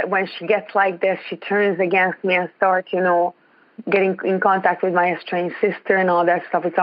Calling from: Ontario, Canada

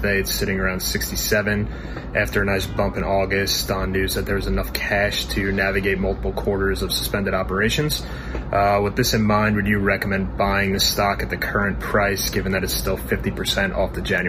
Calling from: Long Island, New York, United States; I'm calling from Long Island, New York.

